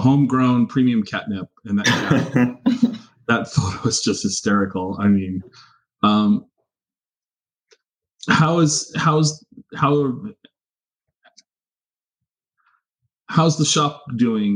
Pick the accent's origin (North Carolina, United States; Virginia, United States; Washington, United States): Washington, United States; Tacoma; now in Wenatchee, United States; I grew up in Tacoma